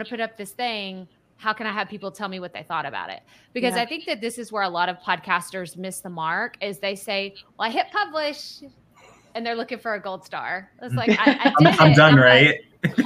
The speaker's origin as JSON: {"language": "English", "region": "Texas", "country": "United States", "tie": "born or raised there", "accent": "thick Texas", "said": "I'm from Texas, born and raised, and I have this thick accent"}